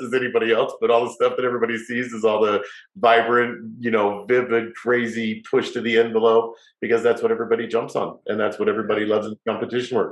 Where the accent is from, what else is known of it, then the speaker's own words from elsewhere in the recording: Salt Lake City, Utah, United States; moved away as an adult; also born or lived in Las Vegas; I moved away when I was 18 from Salt Lake, where I grew up